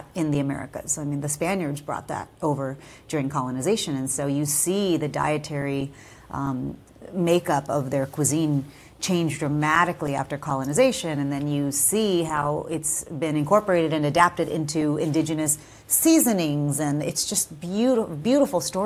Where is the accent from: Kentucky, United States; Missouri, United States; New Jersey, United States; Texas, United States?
Texas, United States; growing up in Texas, you know, my family was under five different flags without ever moving